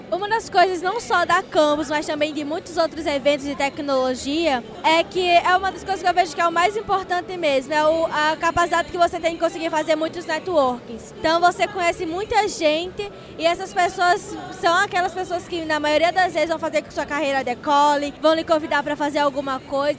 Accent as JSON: {"language": "Portuguese", "town": "Natal", "region": "Rio Grande do Norte", "country": "Brazil", "said": "sou de Natal, Rio Grande do Norte"}